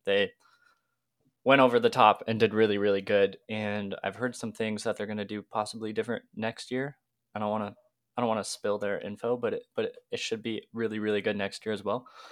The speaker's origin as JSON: {"language": "English", "region": "Washington", "country": "United States", "tie": "born or raised there", "said": "I'm twenty years old, a car, car enthusiast through and through, growing up in Washington."}